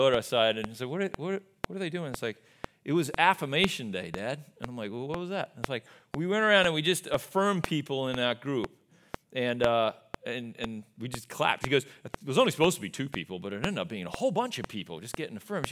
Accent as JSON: {"language": "English", "country": "Australia", "moved": "yes", "said": "I am from Australia"}